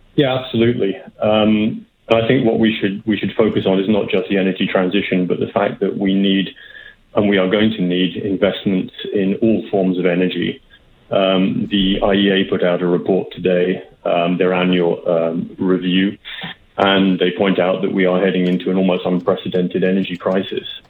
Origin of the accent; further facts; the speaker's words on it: United Kingdom; accent: British; now in Canada; you can probably tell from my accent, I'm, I'm British